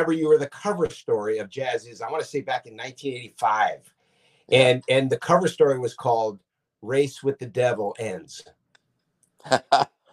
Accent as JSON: {"language": "English", "town": "Asbury Park", "region": "New Jersey", "country": "United States", "tie": "born or raised there", "said": "I grew up in New Jersey. I grew up in Asbury Park."}